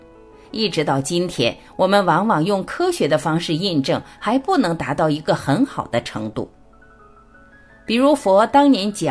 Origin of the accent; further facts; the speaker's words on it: China; 人家说我们中国人没有理论。